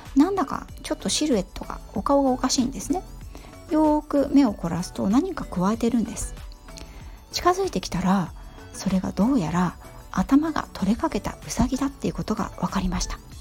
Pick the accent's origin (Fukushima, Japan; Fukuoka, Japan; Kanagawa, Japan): Kanagawa, Japan; Yokohama; also born or lived in England; 五代目の浜っ子で、田舎暮らしというものを知らないで育った